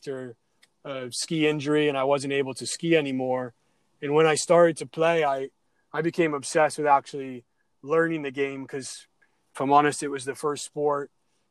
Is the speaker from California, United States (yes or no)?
no; Adirondacks, upstate New York, United States; I grew up in the Adirondacks in upstate New York